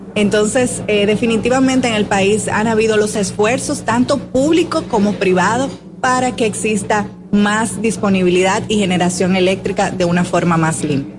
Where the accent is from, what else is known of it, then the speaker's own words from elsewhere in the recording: Dominican Republic; nosotros como República Dominicana seamos los anfitriones